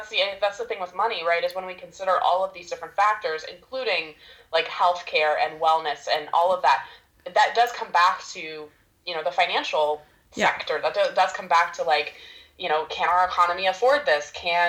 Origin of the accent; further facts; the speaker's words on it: Tacoma, Washington, United States; also born or lived in Portland, Oregon; now in Seattle, United States; I grew up in Tacoma, which is about an hour outside of Seattle. My parents are still in the same house I grew up in. So that was 18 years, moved down to Portland, Oregon for college, and then went back to Seattle and have been in Seattle since I graduated.